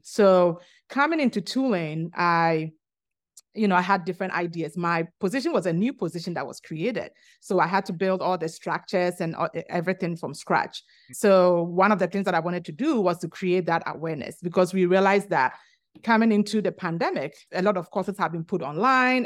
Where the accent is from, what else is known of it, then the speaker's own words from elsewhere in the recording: Ghana; moved away as an adult; also born or lived in Virginia, United States; now in New Orleans, United States; I'm originally from Ghana, which is located in the western part of Africa